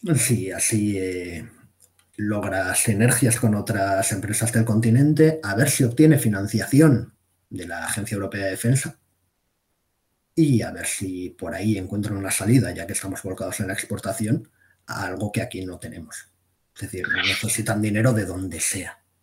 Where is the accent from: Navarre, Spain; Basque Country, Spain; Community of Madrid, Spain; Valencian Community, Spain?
Basque Country, Spain; yo soy vasco